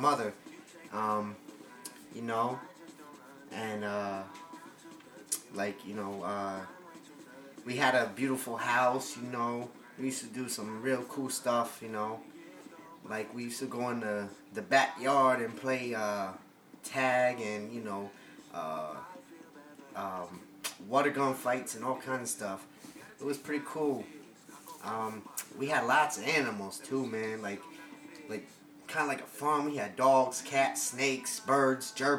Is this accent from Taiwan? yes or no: no; Norwalk, Connecticut, United States; I grew up in a town called Norwalk, Connecticut